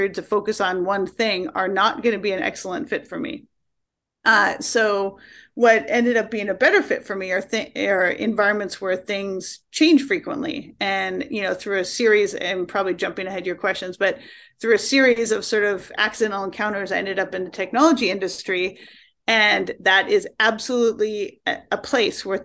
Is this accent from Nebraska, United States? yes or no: no; Tacoma, Washington, United States; moved away as an adult; also born or lived in Vashon Island, Washington / New York City; now in Seattle area, United States; I grew up in Tacoma, Washington State.